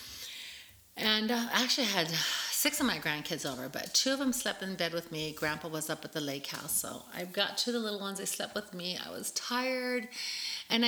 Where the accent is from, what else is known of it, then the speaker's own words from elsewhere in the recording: United States; moved away; also born or lived in San Diego, California / El Paso, Texas; for my first Northern 11 years of my life, I was raised in San Diego, California, in El Paso, Texas